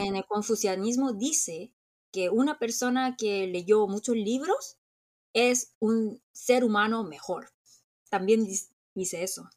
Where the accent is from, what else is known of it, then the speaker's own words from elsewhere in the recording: South Korea; como muchos coreanos